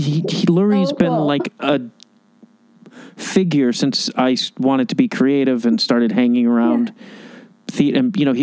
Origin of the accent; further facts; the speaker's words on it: Chicago, Illinois, United States; moved away; I'm from Chicago.